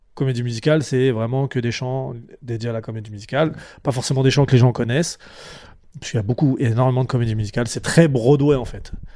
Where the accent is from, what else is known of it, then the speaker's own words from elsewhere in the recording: Champigny-sur-Marne, Île-de-France, France; je viens de Champigny-sur-Marne, c'est une banlieue dans le, dans, dans, 94